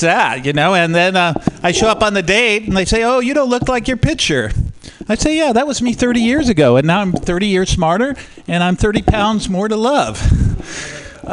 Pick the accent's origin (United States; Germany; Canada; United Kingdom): United States; Oakland, California; I am from Oakland